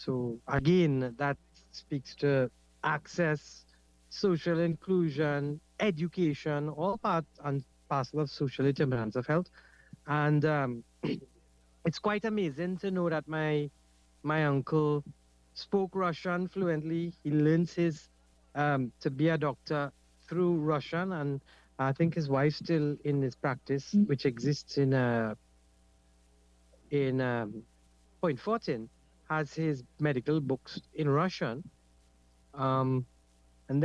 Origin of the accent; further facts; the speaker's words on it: Trinidad & Tobago; first language Trinidad English Creole; I grew up with my maternal grandparents in Kurupia, where I spent most of my life, and I still live here.